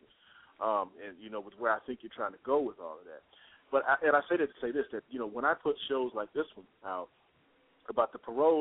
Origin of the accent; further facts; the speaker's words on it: Texas, United States; now in Atlanta, United States; I'm from Texas. I'm living in the Georgia area, Atlanta, Georgia area, but I'm from Texas